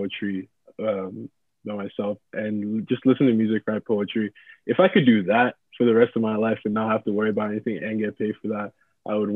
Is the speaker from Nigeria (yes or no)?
yes; Nigeria; moved away; I have a friend, Bolu, who we grew up together in Nigeria.